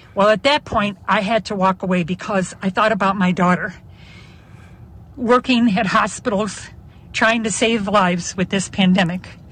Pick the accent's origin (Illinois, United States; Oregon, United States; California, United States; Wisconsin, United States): Illinois, United States; Chicago; I'm almost 75, but I'm from Chicago